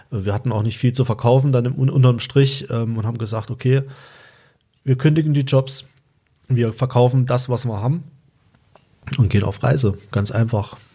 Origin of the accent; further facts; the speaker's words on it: Thuringia, Germany; Ich komme auch aus Thüringen, ich komme aus der Nähe von Suhl.